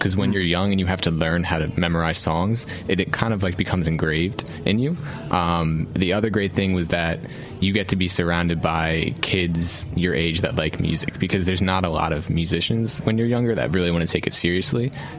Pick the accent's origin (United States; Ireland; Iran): United States; Oreland, Pennsylvania; now in Philadelphia, United States; So grew up in the burbs. And now that I go to Drexel, living in the city in West Philly.